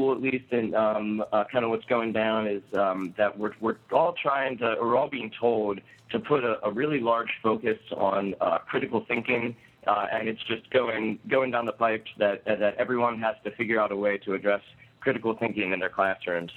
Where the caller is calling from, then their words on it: Baltimore, Maryland, United States; I'm calling from Baltimore.